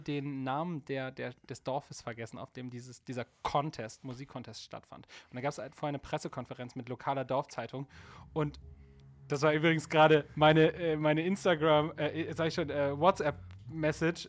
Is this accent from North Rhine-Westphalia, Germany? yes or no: no; Hambergen, Lower Saxony, Germany; also born or lived in Bremerhaven; ich komme ursprünglich aus Bremerhaven und bin aber ähm, mehr auf dem Dorf groß geworden. Ähm, Osterholz-Scharmbeck